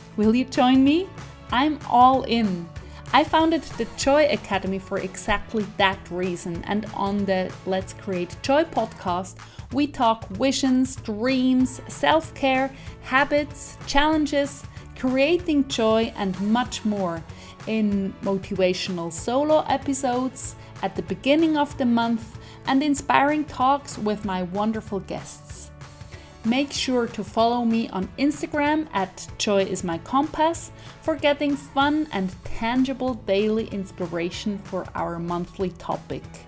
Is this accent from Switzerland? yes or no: yes; Zurich, Switzerland; English is a second language; I'm from Zurich